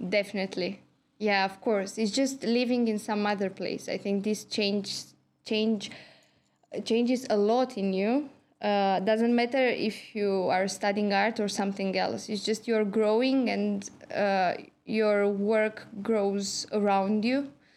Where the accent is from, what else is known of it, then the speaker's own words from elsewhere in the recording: Galați, Galați County, Romania; moved away as an adult; also born or lived in Cluj-Napoca, Romania / Bordeaux, France; now in Tampere, Finland; I'm from Romania. I have been living in Galați. This is my hometown.